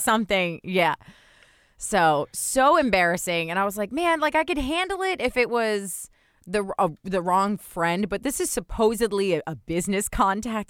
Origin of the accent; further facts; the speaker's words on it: New Jersey, United States; I'm from New Jersey